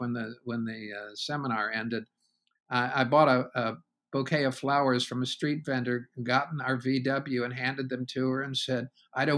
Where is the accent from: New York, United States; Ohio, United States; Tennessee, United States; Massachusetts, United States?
Ohio, United States; Columbus; moved away as an adult; also born or lived in California / Warsaw, Virginia; I was born in Columbus, Ohio. I'm a native Ohioan, left there to do some graduate work in California.